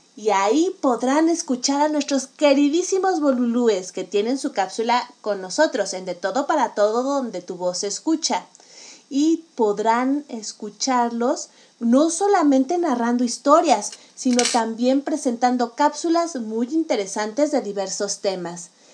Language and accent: Spanish; Mexico; also born or lived in Mexico City; como mexicana